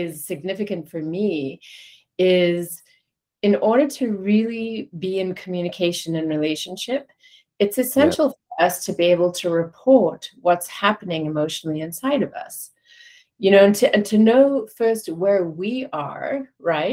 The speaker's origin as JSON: {"language": "English", "country": "South Africa", "tie": "born or raised there", "said": "growing up in South Africa during the height of apartheid"}